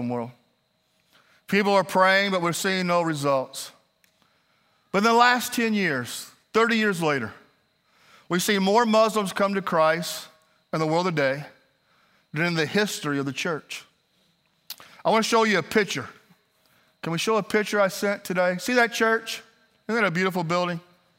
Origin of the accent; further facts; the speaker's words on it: Kentucky, United States; also born or lived in Middle East; I'm from Kentucky